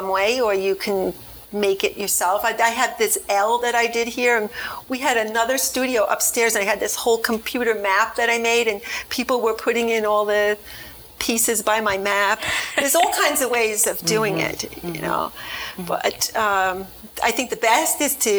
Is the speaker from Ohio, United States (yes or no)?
no; Long Island, New York, United States; moved away as an adult; also born or lived in Brooklyn, New York; now in Miami, United States; I was raised on Long Island.